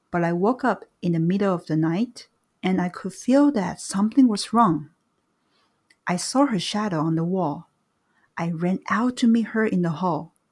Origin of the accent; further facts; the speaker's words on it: Iran; now in United Kingdom; I left Iran 18 years ago and went to Britain. I felt that I had to leave because the war had just ended